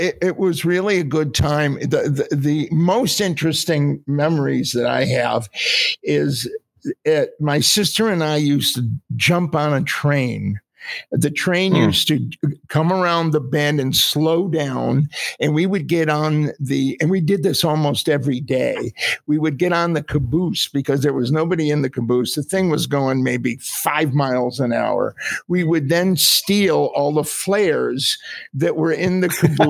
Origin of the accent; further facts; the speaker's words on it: Middletown, Connecticut, United States; I was born in Middletown, Connecticut.